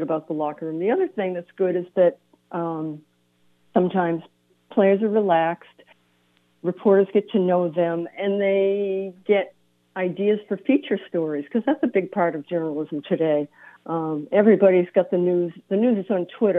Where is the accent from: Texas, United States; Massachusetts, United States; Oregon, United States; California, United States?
Massachusetts, United States; Boston; I grew up in Boston